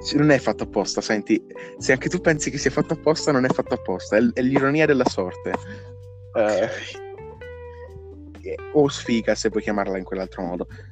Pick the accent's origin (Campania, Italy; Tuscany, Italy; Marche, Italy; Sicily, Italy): Tuscany, Italy; Pescia; anch'io vengo da Pescia